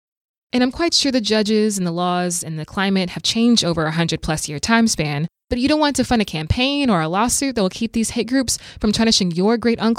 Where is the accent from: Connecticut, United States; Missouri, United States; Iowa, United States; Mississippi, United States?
Mississippi, United States; as Mississippians. This flag takes away my voice as a young Black woman